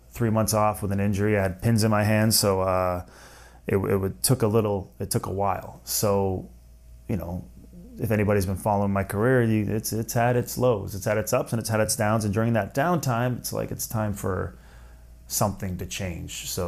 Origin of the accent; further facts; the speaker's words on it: Canada; I am Canadian.